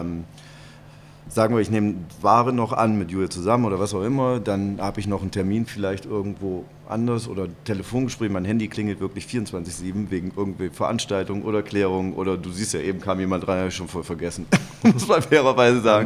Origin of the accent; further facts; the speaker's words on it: Kassel, Hesse, Germany; now in Cologne, Germany; wohnen meine Eltern dann noch und mein Bruder, das ist mir, das ist Heimat